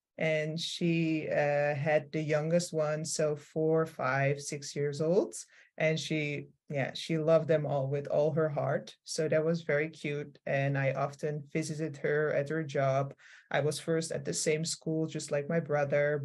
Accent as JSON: {"language": "English", "town": "Amsterdam", "region": "North Holland", "country": "Netherlands", "tie": "born or raised there", "lives_now": "Rotterdam, Netherlands", "said": "I grew up in Amsterdam"}